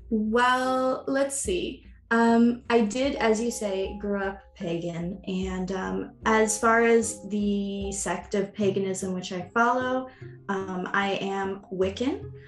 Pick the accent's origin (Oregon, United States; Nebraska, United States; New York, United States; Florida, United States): New York, United States; New York City; moved away; growing up in America and in New York City